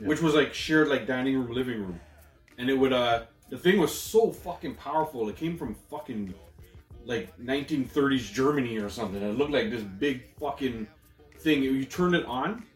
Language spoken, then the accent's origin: English; Toronto, Ontario, Canada; we're from Toronto, Canada